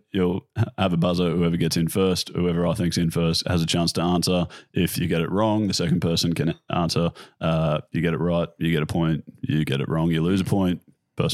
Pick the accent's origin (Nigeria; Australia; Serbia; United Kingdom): Australia; We're Australian.